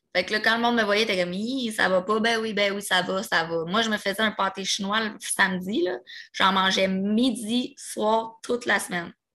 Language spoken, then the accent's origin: French; Repentigny, Quebec, Canada; also born or lived in Pointe-aux-Trembles, Montreal; je viens de Repentigny, full Rive-Nord